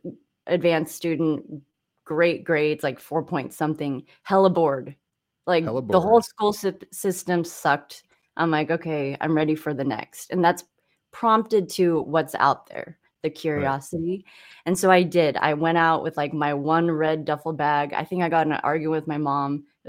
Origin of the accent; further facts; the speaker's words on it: San Clemente, California, United States; So growing up in California was odd during that time. I think I was like the only Asian, one of few in San Clemente.